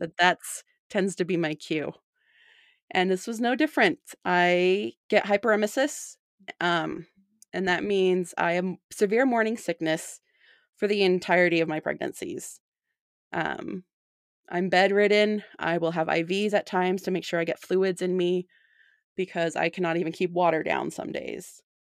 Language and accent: English; St. George, Utah, United States; now in South Jordan, United States; I grew up in Saint George. but I've been living in South Jordan for the last, uh, seven years almost